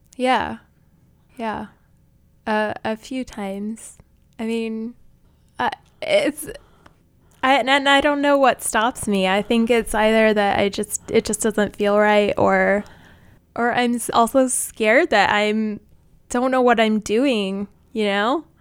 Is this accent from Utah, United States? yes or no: yes; Utah, United States; moved away as an adult; now in New York City, United States; I grew up in Utah and I went to college in the same town that I grew up